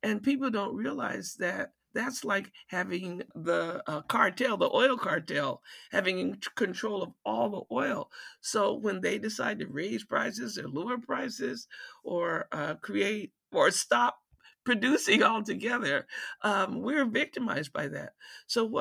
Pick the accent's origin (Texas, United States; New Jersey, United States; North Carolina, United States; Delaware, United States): North Carolina, United States; also born or lived in Detroit, Michigan; now in Washington, D.C., United States; My mother decided that I needed to, we needed to go back to North Carolina, where we had a big garden